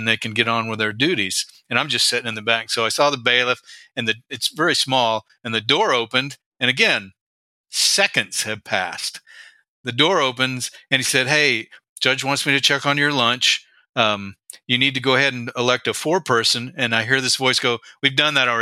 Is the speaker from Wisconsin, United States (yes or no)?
no; Texas, United States; moved away as an adult; now in Alaska, United States; I grew up in Texas